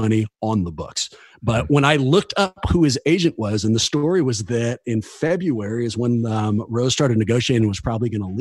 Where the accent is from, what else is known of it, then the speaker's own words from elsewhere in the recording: Oakland, California, United States; I'm from Oakland